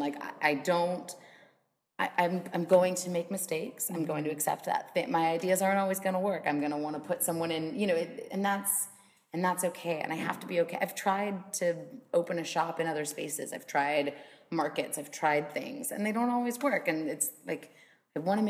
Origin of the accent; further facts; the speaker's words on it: Los Angeles, California, United States; now in New Orleans, United States; I was born in New Orleans, grew up in Los Angeles, and moved back